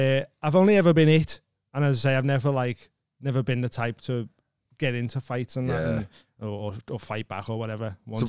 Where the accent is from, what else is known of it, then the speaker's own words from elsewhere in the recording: England, United Kingdom; And I just kept going, "Lad, I'm from England. I don't know what you want me to do."